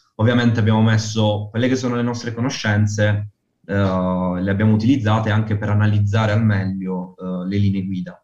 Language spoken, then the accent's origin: Italian; Bari, Apulia, Italy; sono di Bari, eh, in Puglia